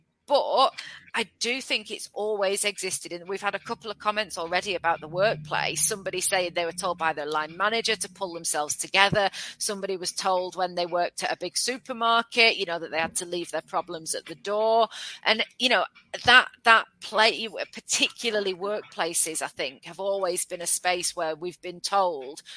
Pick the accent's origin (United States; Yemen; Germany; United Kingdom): United Kingdom; we're very British